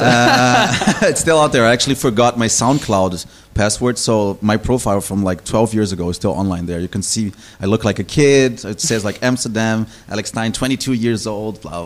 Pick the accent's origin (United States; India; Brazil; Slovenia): Brazil; moved away as an adult; also born or lived in Kleinostheim, Bavaria, Germany; now in Berlin, Germany; I was born in Brazil originally, but I grew up in Germany.